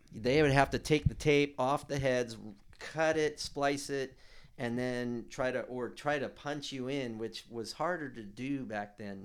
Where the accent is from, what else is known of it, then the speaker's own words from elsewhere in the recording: Hermosa Beach, California, United States; I grew up in Hermosa Beach in the South Bay